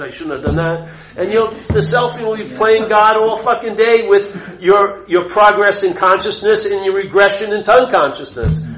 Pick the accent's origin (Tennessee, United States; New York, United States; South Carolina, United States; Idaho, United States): New York, United States; Long Island; I grew up a Catholic in Long Island, New York